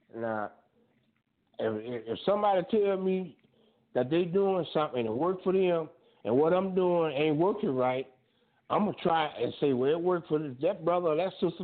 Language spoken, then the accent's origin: English; Fort Lauderdale, Florida, United States; moved away; I'm from Fort Lauderdale